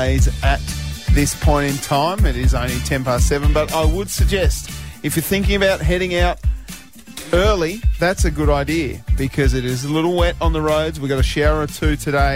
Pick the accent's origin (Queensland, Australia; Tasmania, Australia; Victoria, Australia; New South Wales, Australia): Tasmania, Australia; Burnie; you're talking to a Burnie boy here. I was born in Burnie